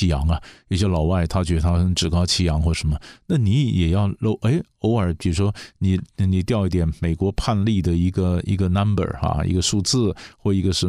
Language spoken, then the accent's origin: Chinese; China; 我们我们中国人的观念，你还是叫他部长啊。